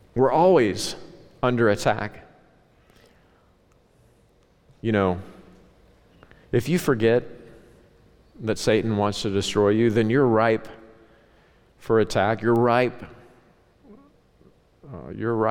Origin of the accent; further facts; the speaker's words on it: Ozark Mountains, Southwest Missouri / Northwest Arkansas, the Ozarks, United States; moved away; I grew up in the Ozark Mountains. Okay, where I grew up, now it's this cosmopolitan, Walmart-changed, Southwest Missouri, Northwest Arkansas